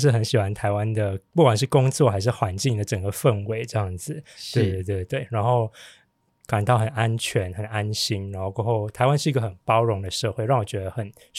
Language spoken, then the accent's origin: Chinese; Malaysia; moved away as an adult; now in Taiwan; 我是我是来自马来西亚的